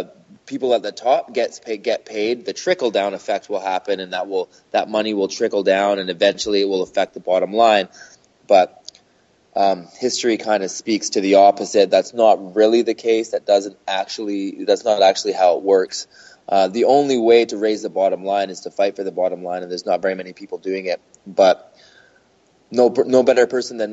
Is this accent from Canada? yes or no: yes; Canada; I'm Canadian